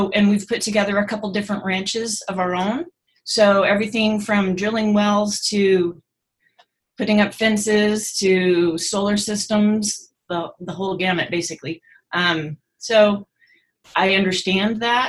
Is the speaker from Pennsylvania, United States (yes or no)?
no; North Pole, Alaska, United States; also born or lived in Idaho; now in Arroyo Grande, United States; I'm originally from North Pole, Alaska, and then moved to Idaho for a little while.